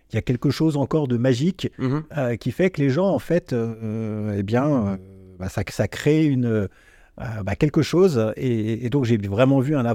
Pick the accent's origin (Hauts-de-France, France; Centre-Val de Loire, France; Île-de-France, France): Centre-Val de Loire, France; Vierzon; also born or lived in Neuilly-sur-Seine; Mais j'ai grandi ah, à Vierzon.